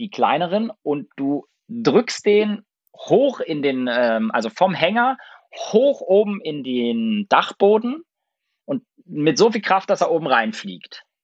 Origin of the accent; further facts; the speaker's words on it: Lübeck, Schleswig-Holstein, Germany; und ich bin in Lübeck geboren und im Umfeld von Lübeck aufgewachsen, in einem ganz, ganz kleinen Dorf. Und äh, da gab es fünf Bauernhöfe und 60 äh, Häuser.